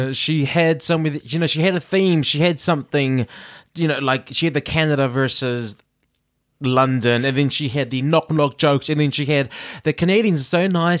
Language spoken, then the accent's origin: English; New Zealand; now in United Kingdom; I hear Liverpool, I'm in Britain, I'm watching American, and I'm Kiwi.